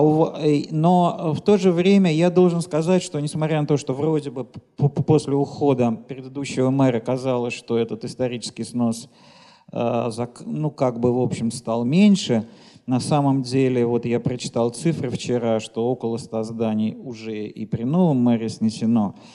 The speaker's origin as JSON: {"language": "Russian", "region": "Moscow", "country": "Russia", "said": "как москвич"}